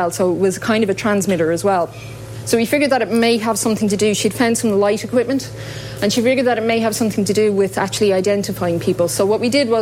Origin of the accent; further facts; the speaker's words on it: Dublin, Leinster, Ireland; I am from Dublin.